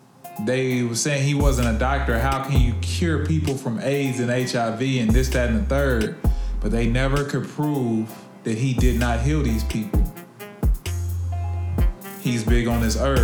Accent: Kansas City, Missouri, United States; I'm from Kansas City. So off 32nd in Indiana in the 30s, not too far from where I grew up

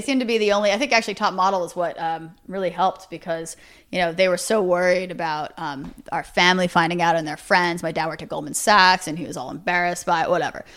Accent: New York City, New York, United States; born and raised Manhattan

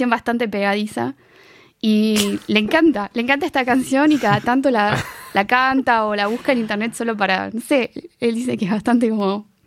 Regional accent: Argentina; now in France

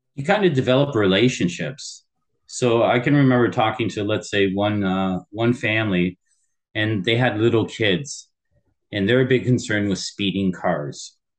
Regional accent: Windsor, Ontario, Canada; also born or lived in Tokyo, Japan; born and raised in Windsor, Ontario

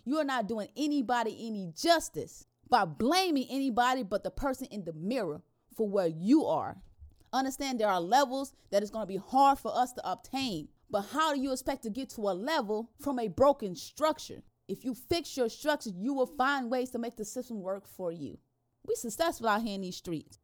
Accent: the South, United States; growing up in the South, you grew up in a slave state

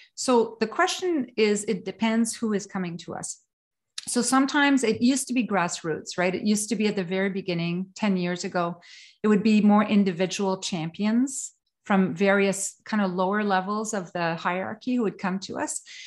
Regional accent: northern Quebec, Canada; also born or lived in Sweden / New York City / England; now in Kingston, Canada; I was born in northern Quebec

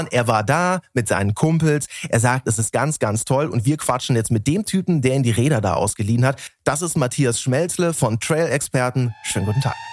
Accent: Berlin, Germany; ist das nur unsere Außensicht als Berliner

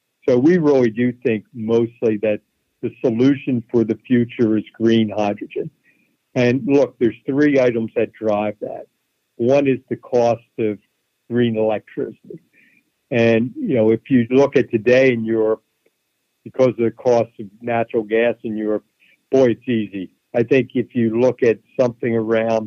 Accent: Philadelphia, Pennsylvania, United States; I grew up in Philadelphia

